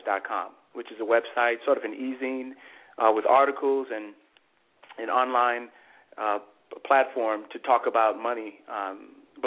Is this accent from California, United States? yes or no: no; New York City, New York, United States; now in South Bend, United States; I am originally born and raised in New York City, and I now live in South Bend, Indiana